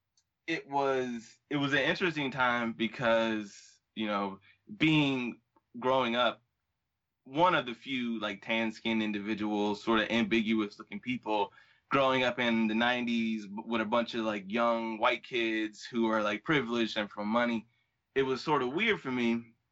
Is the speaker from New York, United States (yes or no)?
no; Augusta, Georgia, United States; I was born in Augusta, Georgia, in the South, October 7th, 1990.